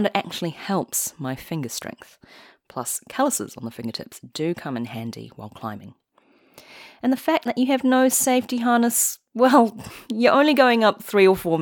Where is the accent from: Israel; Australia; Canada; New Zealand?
New Zealand; I am Chinese, but I grew up in New Zealand